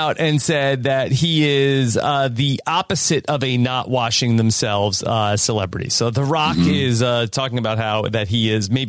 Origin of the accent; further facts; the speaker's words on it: Hawaii, United States; I'm Hawaiian. We got salt water on me. We good.